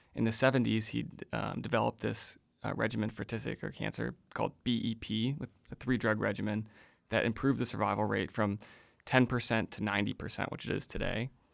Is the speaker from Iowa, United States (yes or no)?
no; outside of Chicago, Illinois, United States; I grew up outside of Chicago